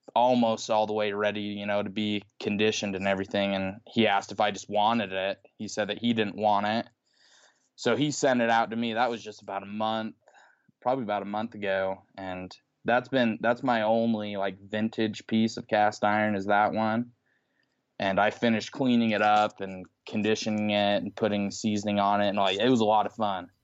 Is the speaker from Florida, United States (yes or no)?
no; Utah, United States; I'm from Utah